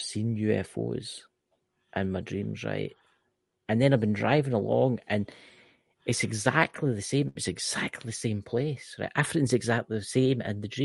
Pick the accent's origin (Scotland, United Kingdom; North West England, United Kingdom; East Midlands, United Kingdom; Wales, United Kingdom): Scotland, United Kingdom; I'm Scottish